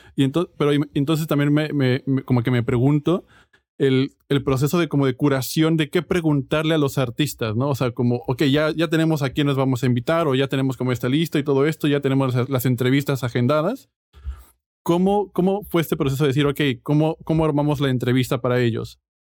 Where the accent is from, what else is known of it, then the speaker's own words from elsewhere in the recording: Mexico; yo como mexicano